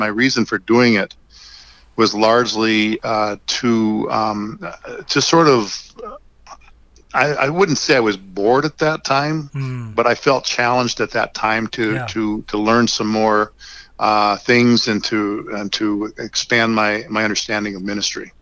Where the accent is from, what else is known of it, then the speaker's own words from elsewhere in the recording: North Dakota, United States; moved away as an adult; now in Lincoln, United States; I grew up in North Dakota